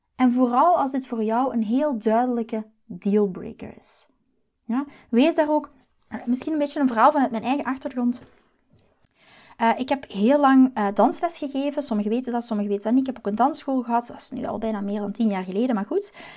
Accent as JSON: {"language": "Dutch", "country": "Belgium", "moved": "as an adult", "lives_now": "Netherlands", "said": "ik ben Belg. Maar de liefde, dus mijn man Chris, heeft mij naar Nederland gebracht."}